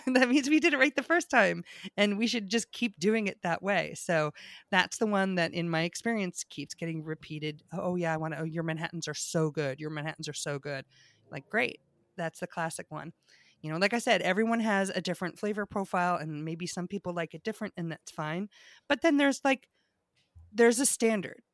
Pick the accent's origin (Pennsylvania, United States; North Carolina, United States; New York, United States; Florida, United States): New York, United States; also born or lived in Maryland, Virginia area; being a New Yorker